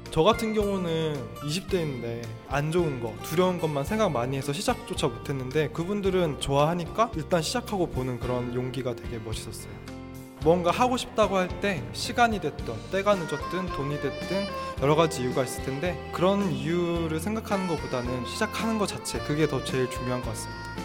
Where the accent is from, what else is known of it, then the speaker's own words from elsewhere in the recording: Daejeon, South Korea; moved away as an adult; also born or lived in Seoul; now in Paju, South Korea; 저는 대전 출신인데요